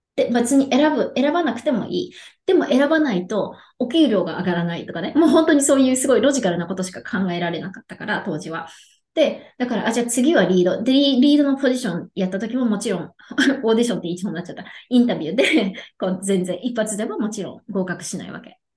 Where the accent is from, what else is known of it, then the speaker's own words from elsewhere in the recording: Yokohama, Kanagawa, Japan; now in Texas, United States; 出身は横浜で、今は、えっ、と、テキサスに住んでいるんですね。